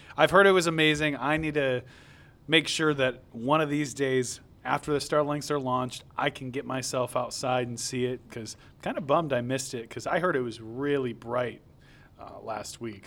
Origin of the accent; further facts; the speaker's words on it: Southern Michigan, United States; also born or lived in Metro Detroit; growing up in Southern Michigan, uh, I grew up in a very rural area